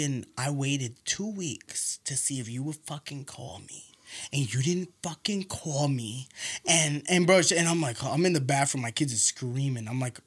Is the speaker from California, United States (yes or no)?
no; New York City, New York, United States; moved away; also born or lived in Nassau County, New York; I'm Nassau, first of all, I'm not from Seaford, all right? I'm from fucking Killer Queens, baby.